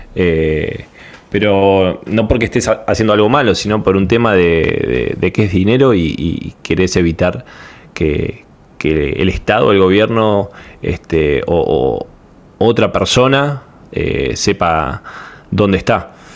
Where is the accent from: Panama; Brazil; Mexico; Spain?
Panama; de Panamá